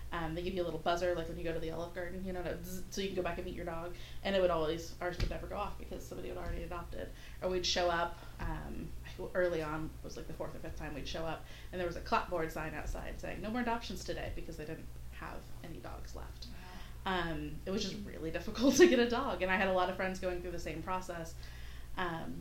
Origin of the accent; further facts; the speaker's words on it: Southern California, United States; also born or lived in Portland, Oregon; now in Dallas, United States; Originally from Southern California, but I lived in the Pacific Northwest and Portland, Oregon for a really long time